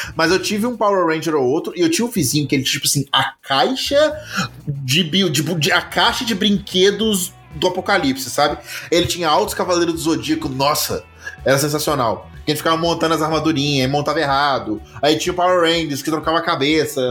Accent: Minas Gerais, Brazil; eu sou mineiro

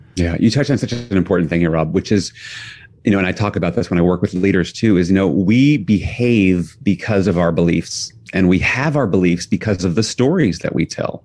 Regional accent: New York City, New York, United States; I grew up in New York City

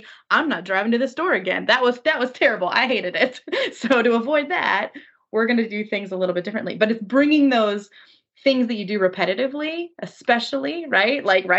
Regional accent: Japan; I grew up in Japan. I went to high school there.

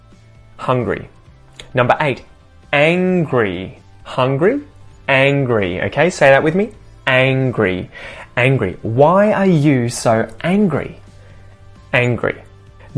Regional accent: Australia; accent: Australian; my Australian accent

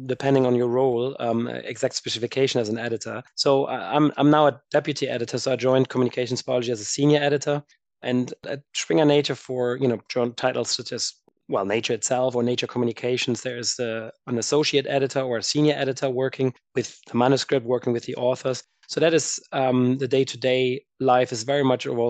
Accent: Germany; moved away as an adult; also born or lived in United States / France / Edinburgh; I am originally from Germany and did my undergrad there

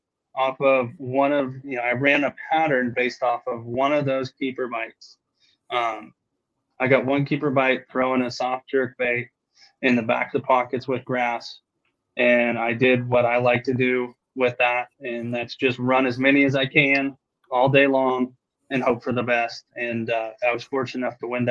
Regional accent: California, United States; moved away; growing up on the West Coast

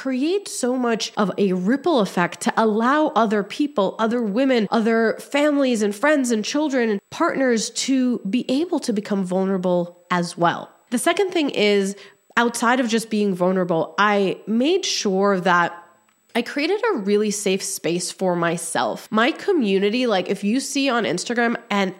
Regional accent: Egypt; I was born in Egypt

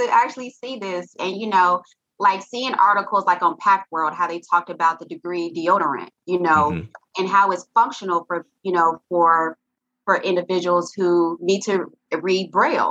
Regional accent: Little Rock, Arkansas, United States; now in Atlanta, United States; I'm originally from Little Rock, Arkansas, but I've been paying taxes here in Atlanta, Georgia for 16 years.

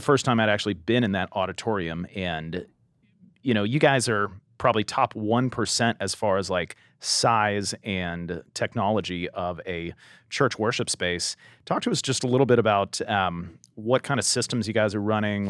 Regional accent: Southern California, United States; growing up in Southern California, I went to Harvest Crusades when I was younger

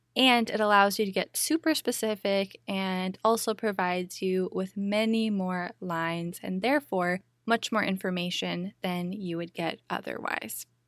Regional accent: Minneapolis, Minnesota, United States; moved away as an adult; also born or lived in Big Island, Hawaii; my hometown of Minneapolis, Minnesota

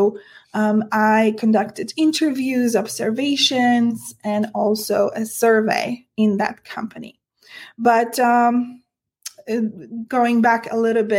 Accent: Poland; now in United States; I am an immigrant myself. I came to the US from Poland, and I am a woman.

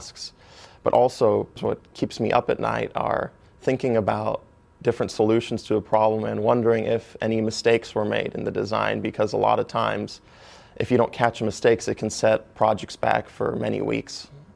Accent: Orlando, Florida, United States; also born or lived in Grants Pass, Oregon / Wisconsin; I grew up 8 years of my life in Utzberg, Wisconsin. And I then moved to the Orlando area in Florida, which is where I've lived most of my life

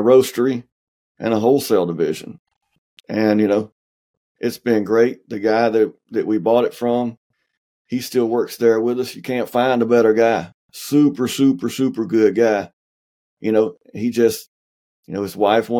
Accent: the South, United States; I'm from the South

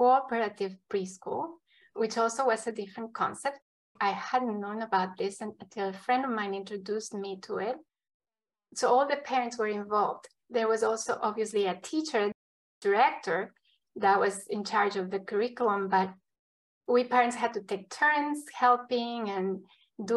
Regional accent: Ecuador; now in United States; I come from Ecuador

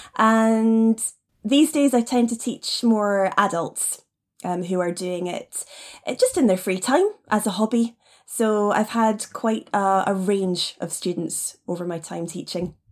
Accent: Nairn, Scotland, United Kingdom; moved away as an adult; also born or lived in China / Taiwan; now in Edinburgh, United Kingdom; I was raised up in the north of Scotland in an area we call the Highlands, up in Nairn

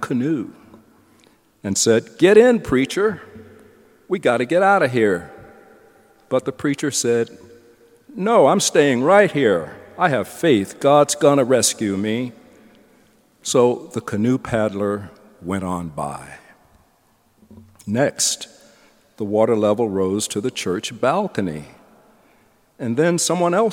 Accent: the South, United States; I'm a Southerner

